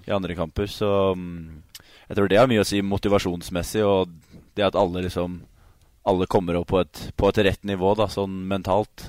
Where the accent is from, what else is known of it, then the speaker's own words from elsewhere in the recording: Sarpsborg, Østfold, Norway; also born or lived in Halden; som østfolding, haldenser og egentlig sarping